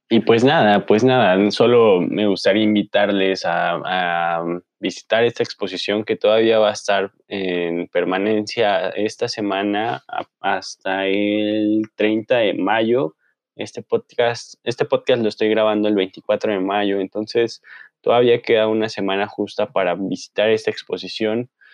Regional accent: Mexico; artistas anónimos mexicanos

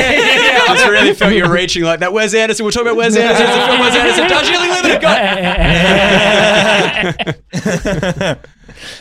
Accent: New South Wales, Australia; I am from New South Wales.

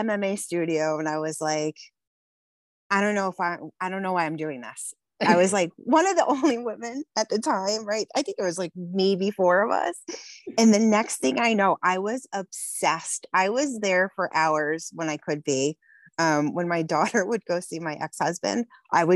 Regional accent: West Haven, Connecticut, United States; I grew up in West Haven, Connecticut, on the water.

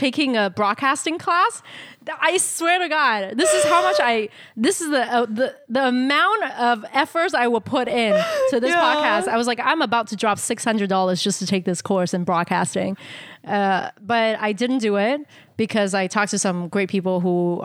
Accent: Canada; our identity as Asian Canadian woman

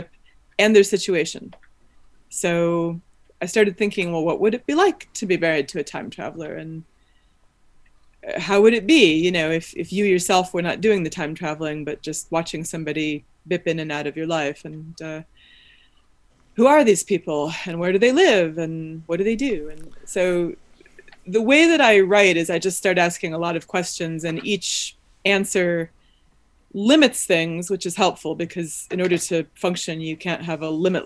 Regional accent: Evanston, Illinois, United States; also born or lived in Chicago; I grew up in Evanston and have lived in Chicago since 1999.

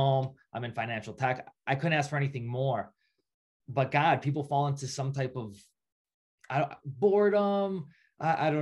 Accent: Schaumburg, Illinois, United States; So I'm ethnically Greek, but I grew up in the suburbs of Chicago in Schaumburg

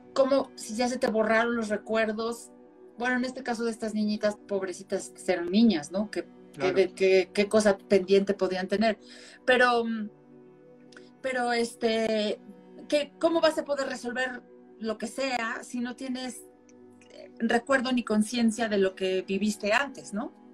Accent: Xalapa, Veracruz, Mexico; moved away as an adult; now in Mexico City, Mexico; yo nací en Jalapa, Veracruz. Allá crecí hasta los 18, casi 19 cuando me vine a vivir acá, al entonces Distrito Federal

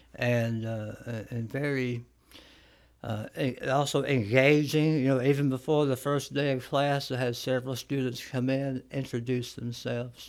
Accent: Florence, Alabama, United States; also born or lived in Columbia, Tennessee; I'm from uh, the Florence area, mm-hmm. so I have uh, a connection to North Alabama since I've lived here. Um, roughly about 40 years

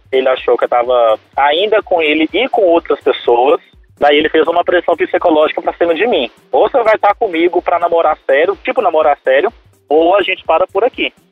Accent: Belo Horizonte, Minas Gerais, Brazil; eu sou de BH, moro no Boa Vista.

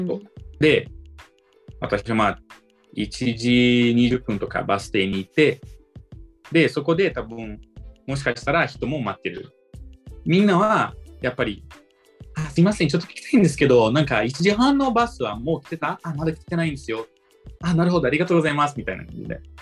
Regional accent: Brazil; Japanese is a second language; now in Miyagi, Japan; 僕ブラジル人だから

